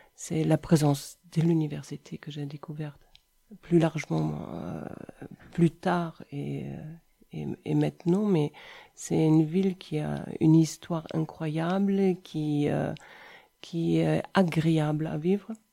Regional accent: between Cologne and Düsseldorf, North Rhine-Westphalia, Germany; French is a second language; moved away as an adult; also born or lived in Brussels, Belgium; now in Montpellier, France; Je viens d'Allemagne, entre Cologne et Düsseldorf

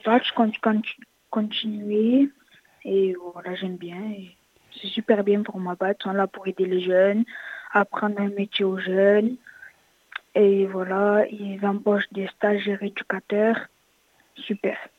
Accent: Frontignan, Occitania, France; Je viens de Frontignan

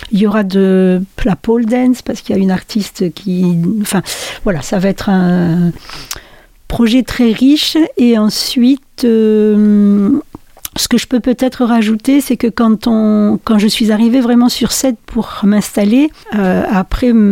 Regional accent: France; also born or lived in Wallonia, Belgium; Alors moi je suis née en Belgique, en Wallonie, mais j'y suis pas restée longtemps. On a ensuite migré du côté de l'Est de la France et on est revenu dans, dans le Nord après

